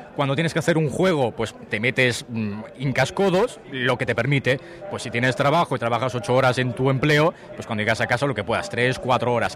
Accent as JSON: {"language": "Spanish", "town": "Tarragona", "region": "Catalonia", "country": "Spain", "said": "soy de Tarragona"}